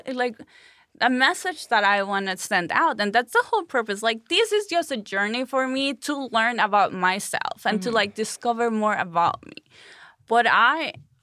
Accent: Chihuahua, Mexico; English is a second language; moved away as an adult; in my hometown in Chihuahua

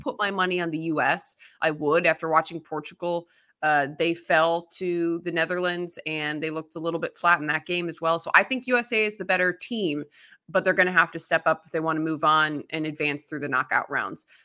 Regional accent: Chicago, Illinois, United States; I grew up in the Chicago area

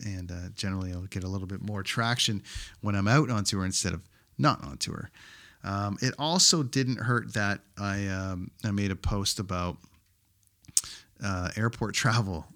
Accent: Canada; my home country of Canada

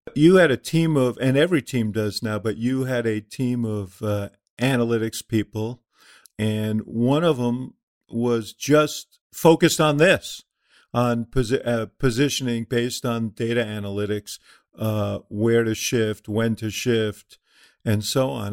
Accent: Chicago, Illinois, United States; as a Chicagoan

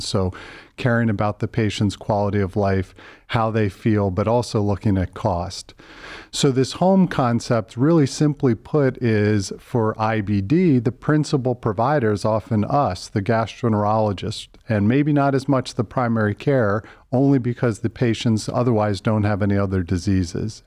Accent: Philadelphia, Pennsylvania, United States; moved away as an adult; also born or lived in Pittsburgh / Boston; now in Cleveland, United States; Grew up in Philadelphia

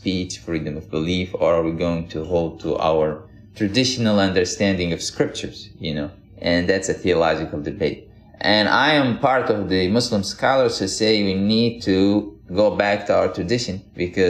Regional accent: Yemen; moved away as an adult; also born or lived in Miami, United States / Minnesota, United States; now in United States; I grew up in Yemen in a very religious family, like most families in Yemen are

